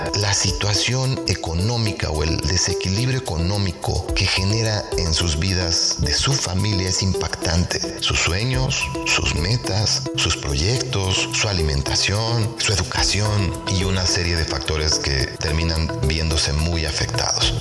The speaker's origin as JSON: {"language": "Spanish", "country": "Mexico", "also_born_or_lived": "State of Mexico", "said": "soy mexicano, eh, vivo en el Estado de México"}